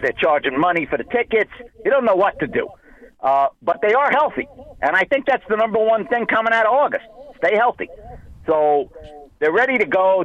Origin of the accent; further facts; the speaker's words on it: New York, United States; now in Florida, United States; I'm a New Yorker, tried and true